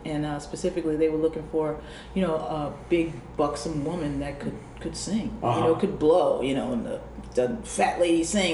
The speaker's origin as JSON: {"language": "English", "region": "New Jersey", "country": "United States", "said": "I was from New Jersey and I had my little rugged edge"}